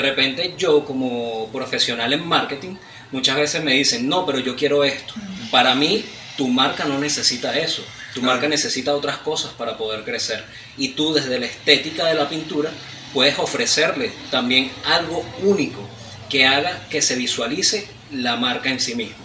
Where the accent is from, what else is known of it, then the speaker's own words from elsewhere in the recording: Venezuela; todo como venezolanos, tenemos familiares